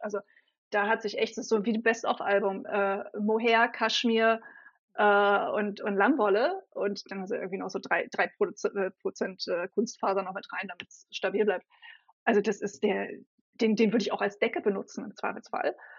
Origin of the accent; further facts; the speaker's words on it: Berlin, Germany; Ich bin eine waschechte Berliner Pflanze und für alle, die es dann noch präziser wissen wollen, eine Ostberliner Pflanze